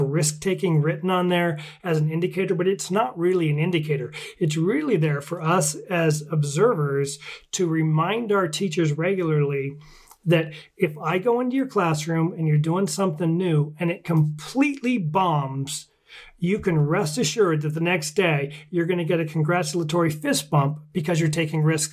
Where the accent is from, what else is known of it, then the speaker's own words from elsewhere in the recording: Washington, United States; my home state of Washington State